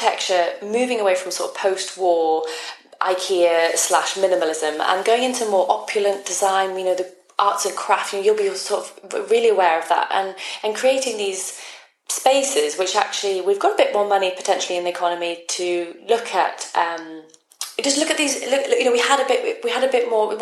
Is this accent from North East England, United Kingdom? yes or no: yes; Newcastle upon Tyne, North East England, United Kingdom; also born or lived in London; I'm from Newcastle